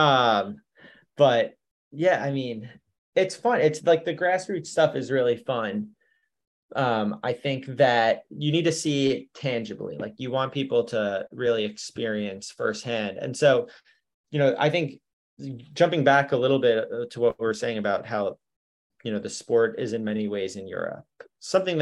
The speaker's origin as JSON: {"language": "English", "area": "Long Island", "region": "New York", "country": "United States", "tie": "born or raised there", "said": "my hometown"}